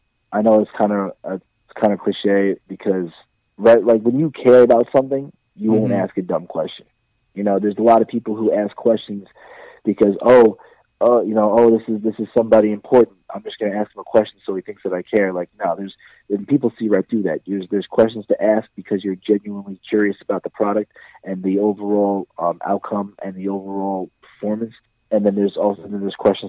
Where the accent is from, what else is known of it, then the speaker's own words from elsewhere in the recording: Baldwin, New York, United States; I grew up in Baldwin, New York. It's out in Long Island.